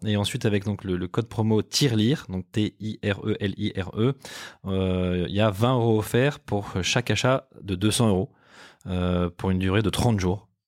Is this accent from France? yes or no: yes; France; en tant que Français